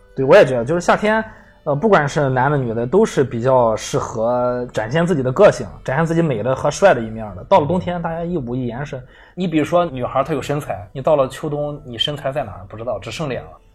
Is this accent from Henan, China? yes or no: no; Qingdao, Shandong, China; 我是小时候一直在太平小八大关里边儿成长的